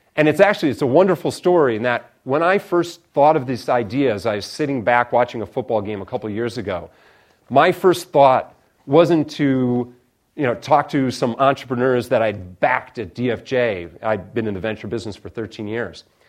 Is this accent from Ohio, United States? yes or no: no; Chicago, Illinois, United States; moved away as an adult; also born or lived in Stanford, California; I come from Illinois originally